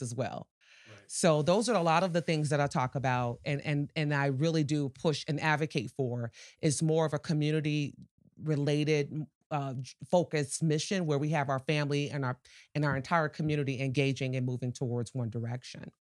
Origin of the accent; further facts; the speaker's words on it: Chicago, Illinois, United States; moved away as an adult; now in Portage, United States; born and raised in Chicago.